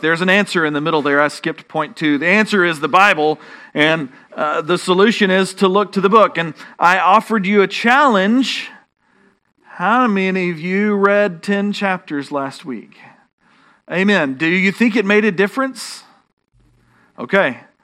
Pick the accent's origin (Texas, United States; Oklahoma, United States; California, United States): Texas, United States; accent: Texan; my Texan accent